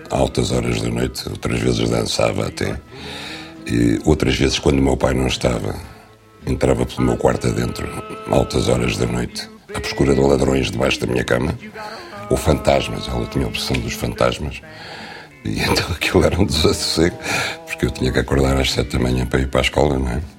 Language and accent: Portuguese; Norte, Portugal; also born or lived in Lisbon; now in Algarve, Portugal; Eh, e eu, que de facto nasci a norte, fui criado entre o Marão e o Douro. Cresci em Lisboa. Tive raízes sempre no Alentejo, autoconstruídas. E agora vivo no Algarve